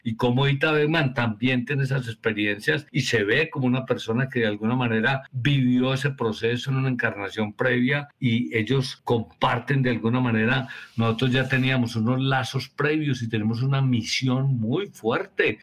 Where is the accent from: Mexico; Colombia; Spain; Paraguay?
Colombia; estamos trabajando en Medellín y en Colombia